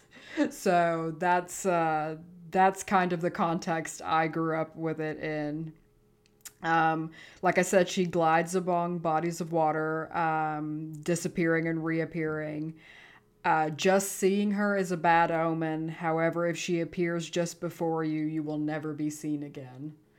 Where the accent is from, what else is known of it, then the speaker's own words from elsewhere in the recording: Texas, United States; I'm from Texas